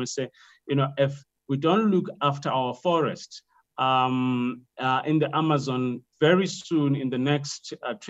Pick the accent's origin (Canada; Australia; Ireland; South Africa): South Africa; Limpopo; moved away; I'm from Limpopo